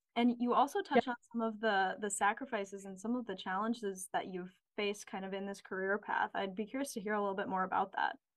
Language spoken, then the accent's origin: English; St. Paul, Minnesota, United States; I'm also local. I grew up in St. Paul